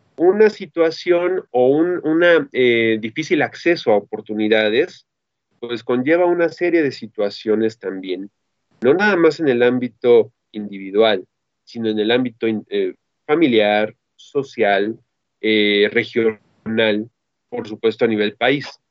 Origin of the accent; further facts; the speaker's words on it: Mexico; de los mexicanos